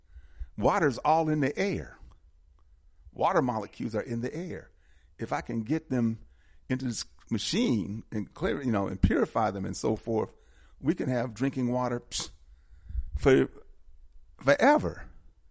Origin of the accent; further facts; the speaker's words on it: Milwaukee, Wisconsin, United States; moved away as an adult; now in Atlanta, United States; Wisconsin, Milwaukee particularly, I'm from Milwaukee, we had some really clean drinking water as I grew up as a child